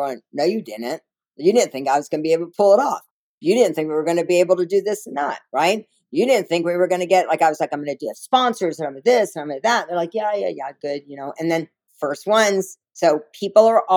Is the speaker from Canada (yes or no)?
no; the South, United States; I'm a little Jewish girl from the South.